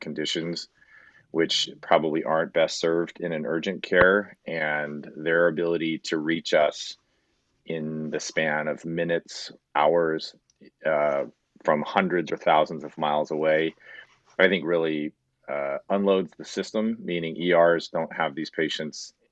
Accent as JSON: {"language": "English", "region": "Southern California", "country": "United States", "tie": "born or raised there", "also_born_or_lived": "San Diego, California / Los Angeles, California / Ann Arbor, Michigan", "lives_now": "Roseville, United States", "said": "I grew up in Southern California"}